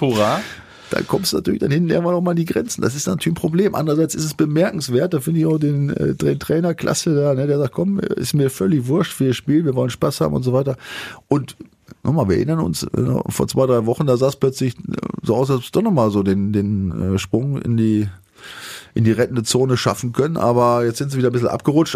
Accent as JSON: {"language": "German", "country": "Germany", "said": "ich habe ja auch eine Zeit in Bremen verbracht und ich komme ja auch aus der Gegend"}